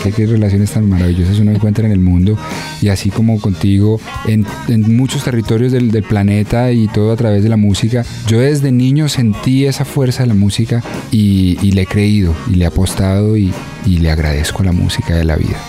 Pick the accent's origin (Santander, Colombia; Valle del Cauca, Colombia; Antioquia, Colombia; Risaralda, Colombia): Risaralda, Colombia; Dosquebradas; also born or lived in Bogotá; crecí en Dos Quebradas en Pereira